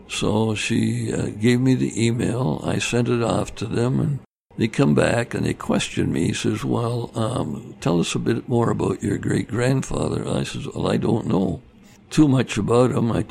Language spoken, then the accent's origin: English; Vancouver, British Columbia, Canada; moved away; Yeah, I grew up in Vancouver